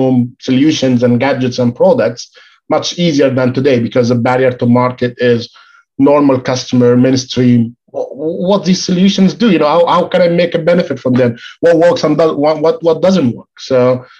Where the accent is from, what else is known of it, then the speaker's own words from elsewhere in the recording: Egypt; moved away as an adult; now in United Kingdom; I moved from Egypt to the UK